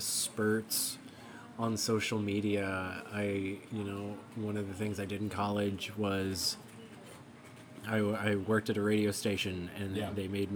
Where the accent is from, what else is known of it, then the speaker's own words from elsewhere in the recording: Alaska, United States; Growing up in Alaska